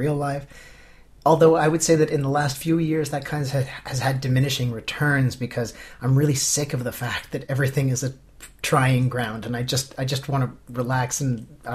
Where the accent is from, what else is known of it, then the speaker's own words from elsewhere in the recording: Canada; moved away as an adult; now in Finland; I grew up in Canada and then went to university